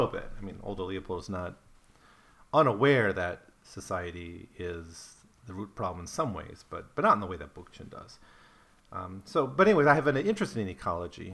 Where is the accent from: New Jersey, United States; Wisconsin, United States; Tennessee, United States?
Wisconsin, United States; I grew up in Wisconsin